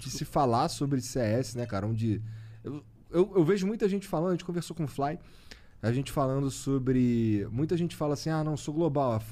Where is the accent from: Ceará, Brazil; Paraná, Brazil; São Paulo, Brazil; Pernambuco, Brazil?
Pernambuco, Brazil; Recife; Somos de Recife também.